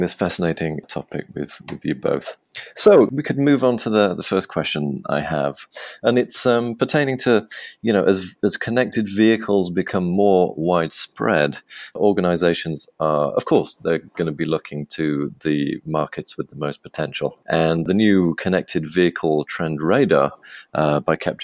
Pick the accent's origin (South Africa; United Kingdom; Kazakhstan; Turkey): United Kingdom; England; now in Krakow, Poland; I'm an Englishman sat in Krakow in Poland